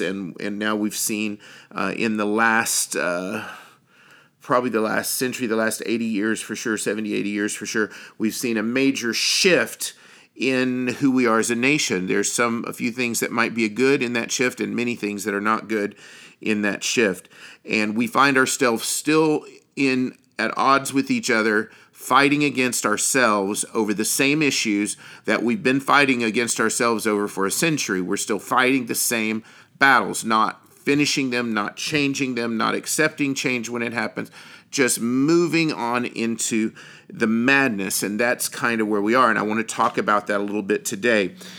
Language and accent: English; United States; as an American